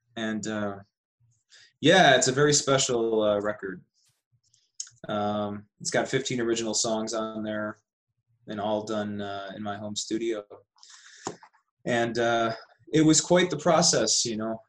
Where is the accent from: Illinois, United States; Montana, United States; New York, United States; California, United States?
New York, United States; Buffalo; moved away as an adult; also born or lived in Austin, Texas / Las Vegas / Sedona; I grew up in Buffalo, New York